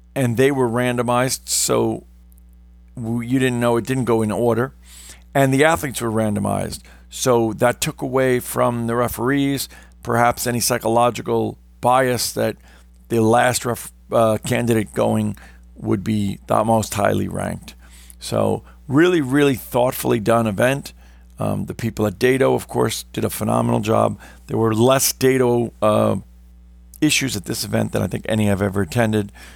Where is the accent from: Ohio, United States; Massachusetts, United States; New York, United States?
New York, United States; New York City; I come from New York City metro area